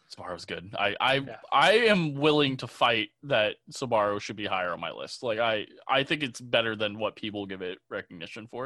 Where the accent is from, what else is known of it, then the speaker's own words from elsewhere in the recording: Illinois, United States; moved away as an adult; now in Chicago, United States; I'm from the Quad Cities